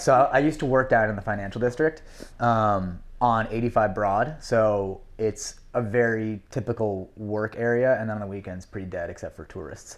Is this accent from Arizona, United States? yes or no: no; New York City, New York, United States; I grew up on the Upper East Side